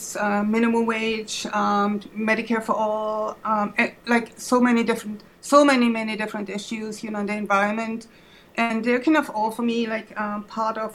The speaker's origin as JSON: {"language": "English", "country": "Germany", "second_language": "English", "moved": "as an adult", "lives_now": "Twin Cities, United States", "said": "Maybe you hear my accent. I'm from Germany originally, but have been in the United States since 1991. I came here to pursue a PhD"}